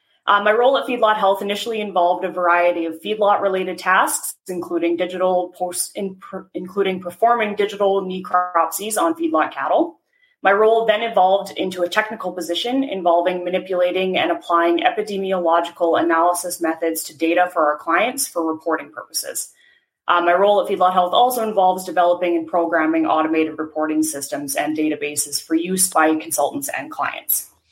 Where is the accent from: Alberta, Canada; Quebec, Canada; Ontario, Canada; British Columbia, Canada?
Alberta, Canada; southeast of Sundre; I'm from Alberta. I grew up southeast of Sundre, Alberta, so just kind of south central of the province. I grew up on my parents' commercial cattle farm.